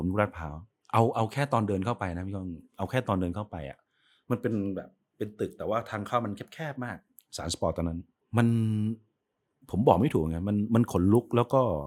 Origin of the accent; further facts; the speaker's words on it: Sam Ngao District, Tak, Thailand; ผมโตที่อำเภอสามเงาจังหวัด